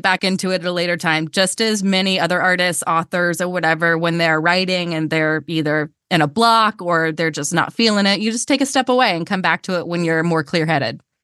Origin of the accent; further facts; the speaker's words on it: Georgia, United States; accent: Southern; I'm from Georgia. I grew up in the South.